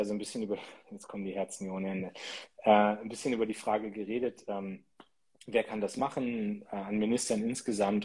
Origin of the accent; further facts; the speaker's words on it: Munster, Lower Saxony, Germany; aus meiner Heimatstadt Munster